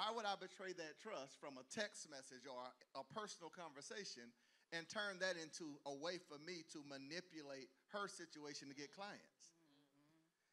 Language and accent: English; the South, United States; I grew up in the South